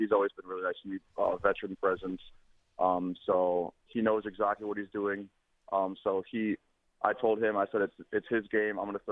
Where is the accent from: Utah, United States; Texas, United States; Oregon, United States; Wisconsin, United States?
Wisconsin, United States; Verona; also born or lived in Madison, Wisconsin; I went to school in Verona